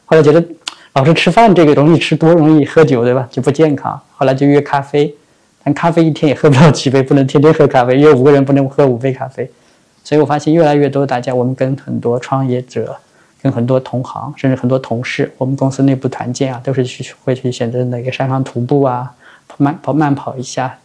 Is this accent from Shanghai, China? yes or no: yes; Chongming Island, Shanghai, China; 因为我在农村长大， 我家在上海的崇明岛，那个岛嘛， 岛上就啥都没有，它就是空旷的农田